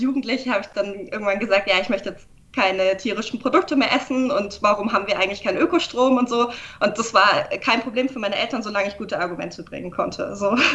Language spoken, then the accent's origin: German; Augsburg, Bavaria, Germany; moved away as an adult; now in Nuremberg, Germany; ich bin nicht in, in Nürnberg aufgewachsen, aber nicht weit weg. Ich, aus Augsburg komme ich, also es war kein, kein weiter Umzug. Äh, ich bin zum Studieren eben hergezogen